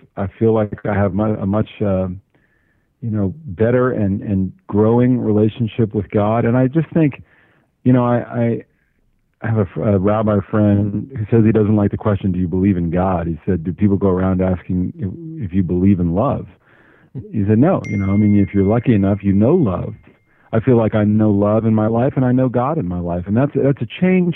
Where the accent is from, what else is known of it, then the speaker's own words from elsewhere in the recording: Los Angeles, California, United States; moved away; also born or lived in Washington, District of Columbia, United States; I grew up in Los Angeles, Jewish